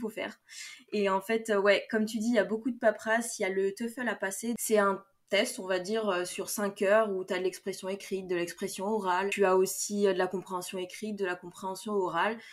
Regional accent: France; je viens de France

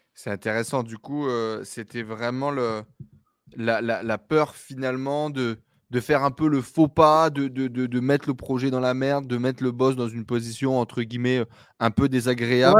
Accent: Douchy-les-Mines, Hauts-de-France, France; moi, je viens de Douchy-les-Mines, dans le nord euh, de la France

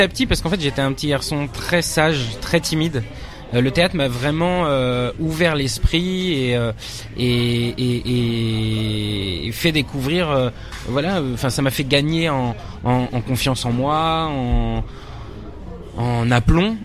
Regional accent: Nanterre, Île-de-France, France; also born or lived in Paris; Je suis né à Paris. Et après j'ai grandi en banlieue parisienne aussi à Nanterre dans, le, dans les Hauts-de-Seine

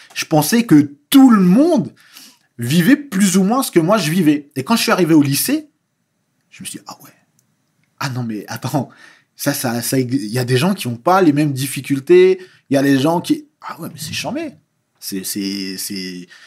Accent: France; je suis français

